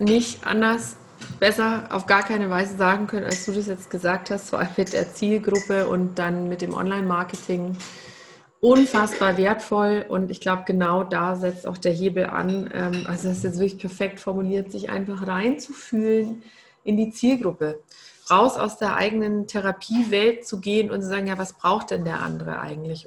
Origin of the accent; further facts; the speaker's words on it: Bavaria, Germany; bei uns in Bayern